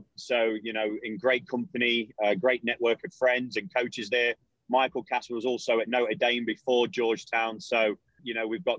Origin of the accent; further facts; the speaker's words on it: London, United Kingdom; now in Knoxville, United States; I'm from London, England